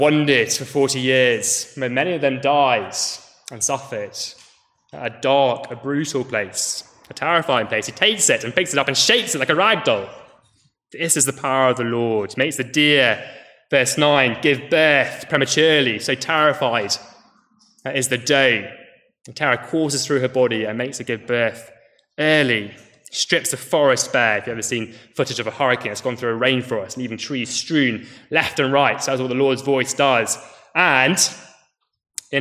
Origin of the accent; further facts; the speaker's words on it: United Kingdom; as British people